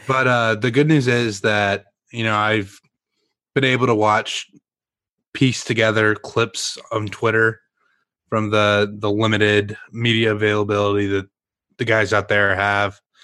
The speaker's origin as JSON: {"language": "English", "town": "Mesquite", "region": "Texas", "country": "United States", "tie": "born or raised there", "also_born_or_lived": "Rockwall, Texas", "moved": "yes", "said": "growing up in Mesquite before I moved to Rockwall"}